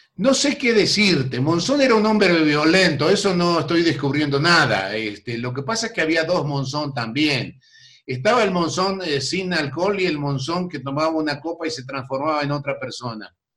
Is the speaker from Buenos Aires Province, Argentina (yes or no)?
no; San Justo, Santa Fe, Argentina; moved away; also born or lived in Buenos Aires; yo nací en Buenos Aires, pero casi por accidente. Éramos de Santa Fe. Y de un pueblo de Santa Fe llamado San Justo